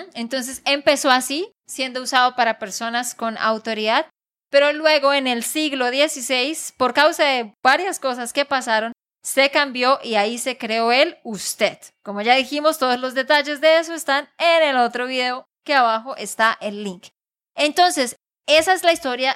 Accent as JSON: {"language": "Spanish", "region": "Santander", "country": "Colombia", "said": "de Santander, Colombia"}